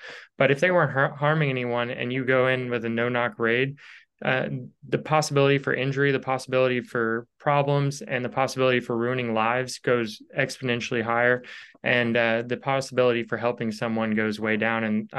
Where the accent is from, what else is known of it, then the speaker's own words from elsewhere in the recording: Louisville, Kentucky, United States; I'm from Louisville, Kentucky, where that happened.